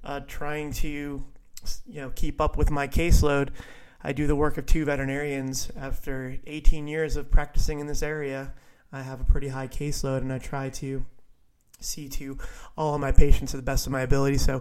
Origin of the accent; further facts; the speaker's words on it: Viera, Florida, United States; my hometown of Vieira